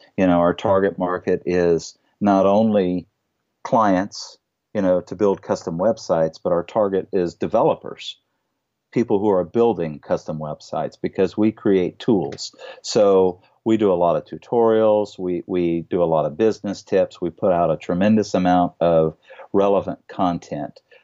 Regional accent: Louisiana, United States; We're from Louisiana

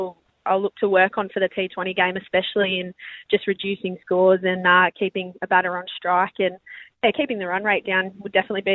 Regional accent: Penrith, New South Wales, Australia; moved away as an adult; now in Perth, Australia; I know some people from my hometown in Penrith probably weren't too happy about it, including my own mother.

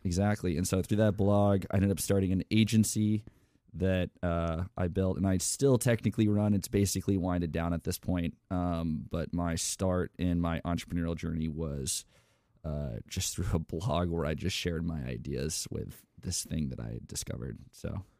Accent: Tampa, Florida, United States; now in Austin, United States; I was born in Tampa, Florida

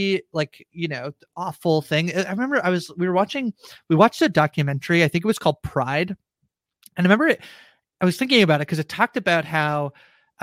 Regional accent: Canada; as a Canadian

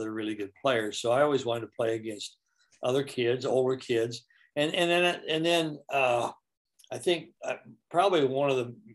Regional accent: just south of Iowa City, United States; I grew up on a farm just south of Iowa City, Iowa

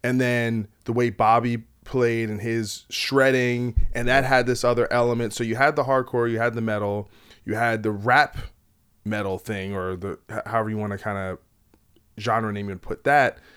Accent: New Jersey, United States; I'm from Jersey

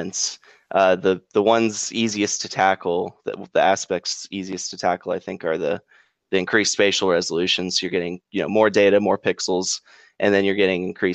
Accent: Southern California, United States; now in Memphis, United States; I grew up in Southern California, so we didn't have a whole lot of super interesting weather there

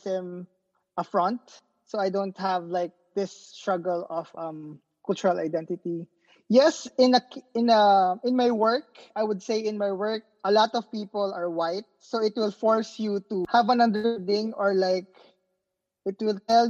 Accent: Philippines; English is a second language; moved away as an adult; now in Honolulu, United States; I'm born and raised in the Philippines. And now I'm based in Honolulu just for my PhD

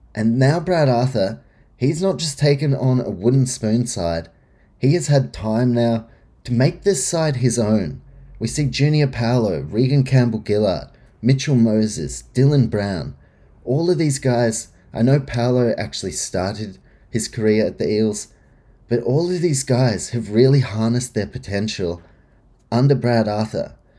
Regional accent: New Zealand; as a Kiwi

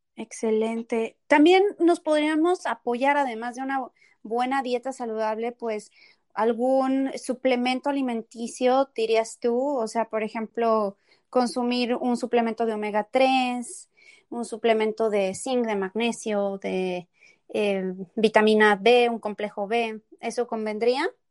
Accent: Tepeji del Río, Hidalgo, Mexico; also born or lived in Querétaro; yo nací en Querétaro, pero crecí en Tepeji del Río

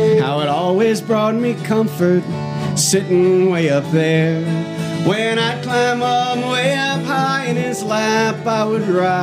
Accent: Lake Ronkonkoma, New York, United States; moved away as an adult; also born or lived in Astoria, Queens / Northwest New Jersey; now in Winchester, United States; I lived in a place called Lake Ronkonkoma on Long Island

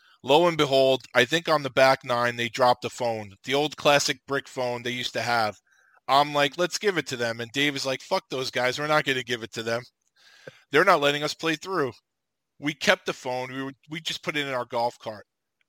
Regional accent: Slovakia; I had never seen a cell phone. I'm from Slovakia.

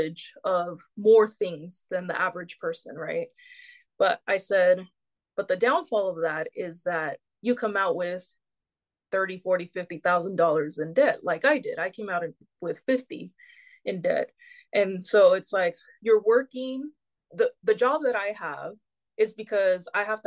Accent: Bay Area, California, United States; We're from the Bay Area, California.

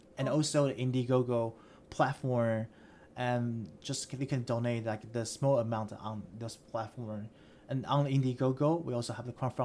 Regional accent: Taiwan; now in Boston, United States; I grew up in Taiwan

